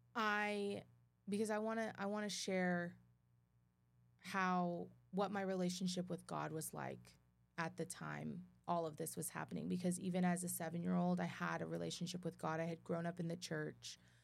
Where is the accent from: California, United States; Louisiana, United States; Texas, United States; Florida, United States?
Texas, United States; Midland; born or raised there; also born or lived in Dothan, Alabama